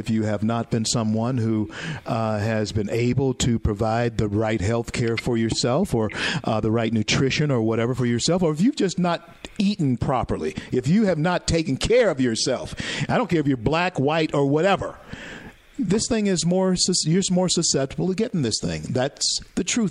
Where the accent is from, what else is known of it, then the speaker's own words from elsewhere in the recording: Shreveport, Louisiana, United States; moved away; my hometown, Shreveport, Louisiana, and my home state of Louisiana